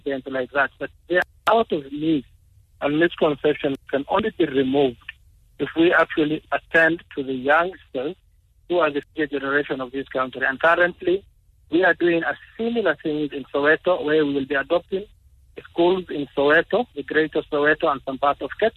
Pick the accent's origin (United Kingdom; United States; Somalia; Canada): Somalia; now in South Africa; I am from Somalia in the Horn of Africa.